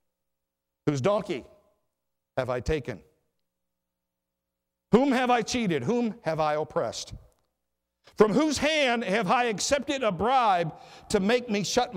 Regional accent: Riverview, Michigan, United States; a 12-year-old boy growing up in Riverview, Michigan, not too far from here

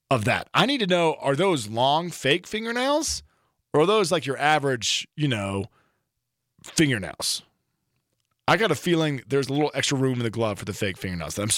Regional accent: Texas, United States; Texas lawyer in a 10 gallon bucket hat march right into a Wyoming courtroom and get his money because I'm from Texas.

